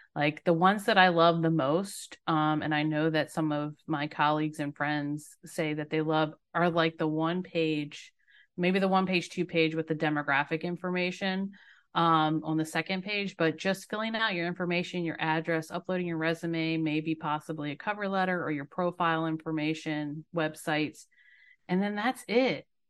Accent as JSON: {"language": "English", "region": "Maryland", "country": "United States", "tie": "born or raised there", "moved": "as an adult", "lives_now": "Myrtle Beach, United States", "said": "I'm a native Marylander"}